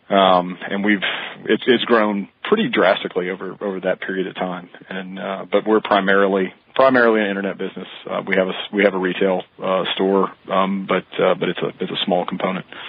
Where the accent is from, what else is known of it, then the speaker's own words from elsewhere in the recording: Mississippi, United States; I grew up quail hunting in Mississippi